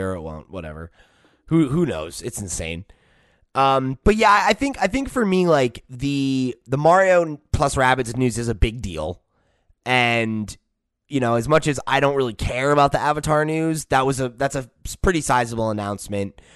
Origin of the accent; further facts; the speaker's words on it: United States; I'm from America